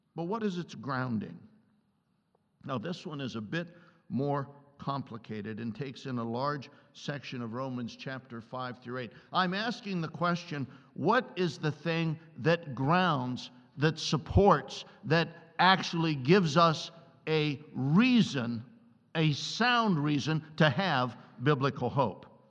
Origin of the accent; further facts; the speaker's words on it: Columbus, Ohio, United States; I grew up in Columbus, Ohio